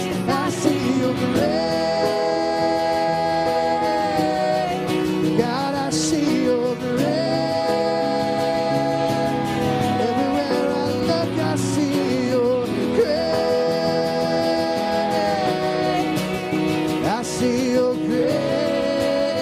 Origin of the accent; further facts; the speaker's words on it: Baton Rouge, Louisiana, United States; Dana and I grew up in South Louisiana, in Baton Rouge